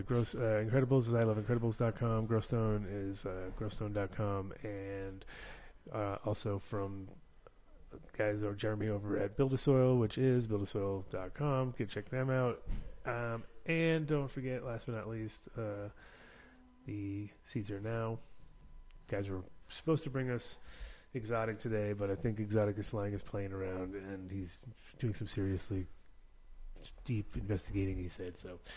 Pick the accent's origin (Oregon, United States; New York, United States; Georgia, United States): New York, United States; Kingston; born there; that's where I was born in Kingston.